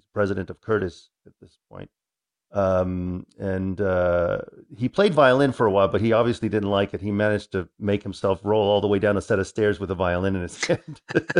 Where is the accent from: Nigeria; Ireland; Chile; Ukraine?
Chile; Santiago, Santiago Metropolitan; born there; also born or lived in Boston; I was born in 1964 in Santiago at a tiny, tiny... The last time I was in Santiago with my father, he actually showed me where I was born.